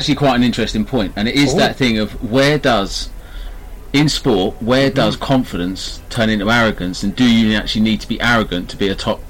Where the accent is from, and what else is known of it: Littlehampton, South East England, United Kingdom; born or raised there; also born or lived in Wales